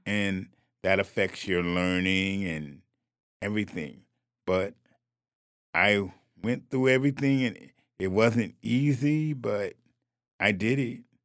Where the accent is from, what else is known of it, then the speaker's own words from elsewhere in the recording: New Haven, Connecticut, United States; I'm born and raised in New Haven, Connecticut, went to New Haven schools